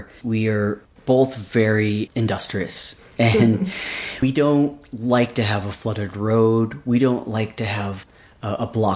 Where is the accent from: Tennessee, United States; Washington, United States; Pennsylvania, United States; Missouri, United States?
Washington, United States; Seattle; moved away; also born or lived in Alaska; I was raised mostly in the Seattle, Washington region